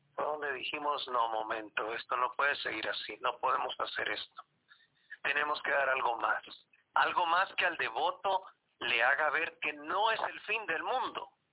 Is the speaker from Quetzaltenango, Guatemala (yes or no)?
no; Guatemala City, Guatemala Department, Guatemala; cuando vivíamos allá en la zona 3, yo vivía a unas dos cuadras de la iglesia